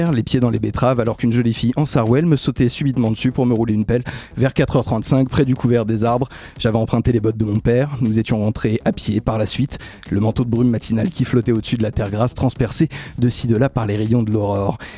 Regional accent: Seine-et-Marne, Île-de-France, France; j'ai grandi en Seine-et-Marne, capitale de la betterave s'il en fallait une

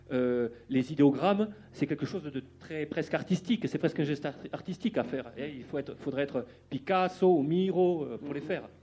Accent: Bagnères-de-Bigorre, Occitania, France; j'ai été initié à la pêche par mon grand-père dans les Pyrénées, parce que je suis originaire de Bagnères de Bigorre.

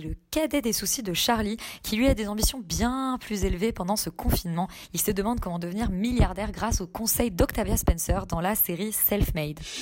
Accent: France; en tant que français non initié

